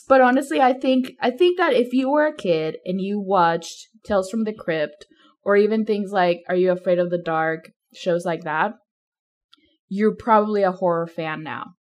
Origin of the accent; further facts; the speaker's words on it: Mexico; moved away; I grew up in Mexico